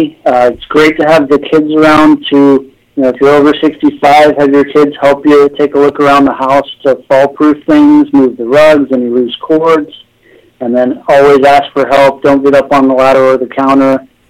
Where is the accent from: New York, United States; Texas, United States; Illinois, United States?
Texas, United States; Dallas; moved away as an adult; also born or lived in Houston / Pennsylvania; now in Bay Area, United States; So I was born and raised in Dallas, Texas.